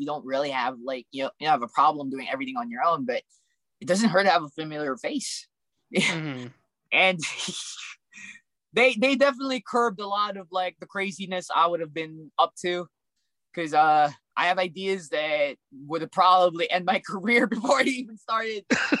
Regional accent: Alaska, United States; also born or lived in California; because I'm an immigrant. I grew up in Alaska then California, so it's like, you know, like definitely don't have any roots.

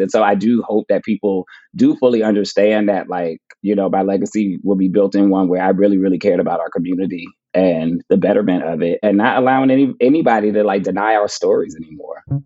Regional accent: Plainfield, New Jersey, United States; I'm going to my hometown to speak at my public library for the first time. So that'll be cool. Like speaking at the Plainfield Public Library

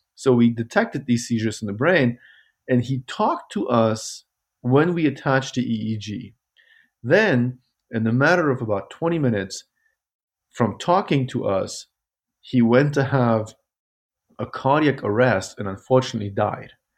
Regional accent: Germany; moved away as an adult; also born or lived in Kabul, Afghanistan / Zurich, Switzerland / Vancouver, Canada / Toronto, Canada; now in Louisville, United States; I grew up in Germany

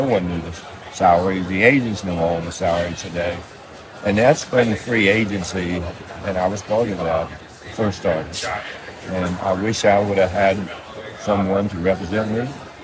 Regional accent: West Virginia, United States; moved away as an adult; also born or lived in Los Angeles; I came from West Virginia

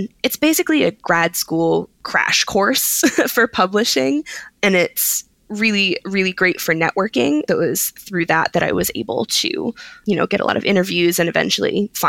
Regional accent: Philadelphia, Pennsylvania, United States; I'm originally from Philadelphia, which is a very easy train ride from New York.

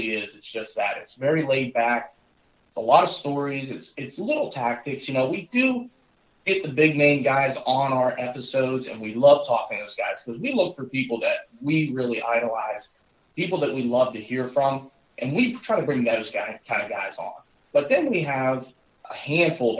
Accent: Northwest Pennsylvania, United States; I also grew up in this area. We're up in Northwest Pennsylvania

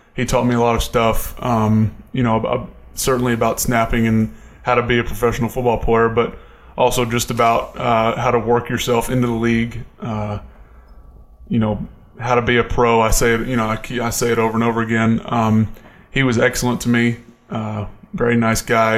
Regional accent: Atlanta, Georgia, United States; now in Buffalo, United States; being from my hometown of Atlanta, or I guess suburb.

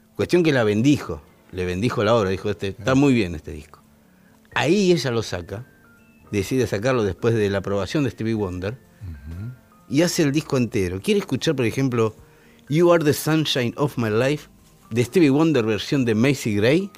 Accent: Argentina; Donde yo nací, en, Malaber, estaba a seis manzanas de la Casa de Libertad Lamarque

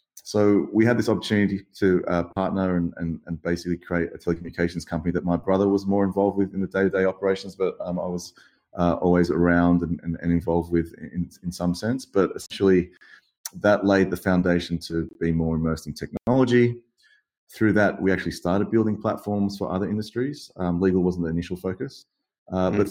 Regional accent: Sydney, New South Wales, Australia; to be born in, in such a beautiful place um, in Sydney, Australia, growing up by the beach

